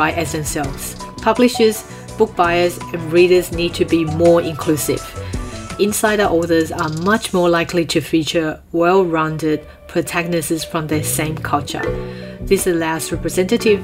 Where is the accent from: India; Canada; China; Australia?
Australia; New South Wales; As an Asian growing up in Australia